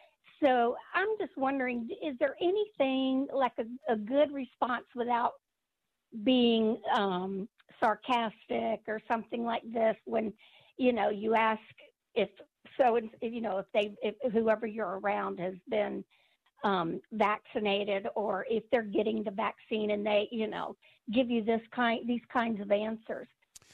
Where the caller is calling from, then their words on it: Florida, United States; also born or lived in Ellicott City; I moved down here to Florida from Ellicott City.